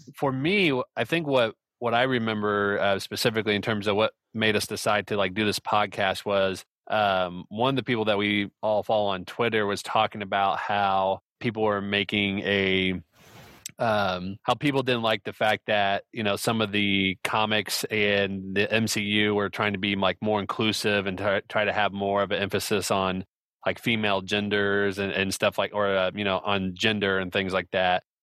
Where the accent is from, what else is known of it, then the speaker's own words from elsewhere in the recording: Indianapolis, Indiana, United States; I am from Indianapolis, Indiana